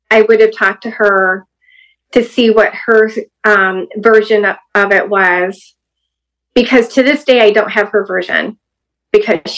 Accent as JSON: {"language": "English", "region": "Hawaii", "country": "United States", "tie": "born there", "said": "He was stationed in Hawaii, so I was born in Hawaii."}